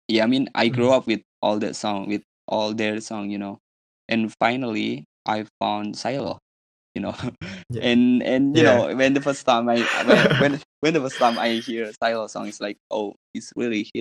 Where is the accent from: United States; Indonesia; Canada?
Indonesia; I'm from Indonesia